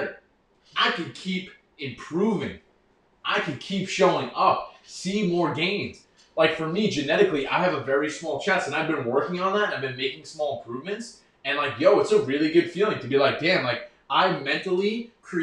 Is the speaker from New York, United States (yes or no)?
yes; New York, United States; I grew up in New York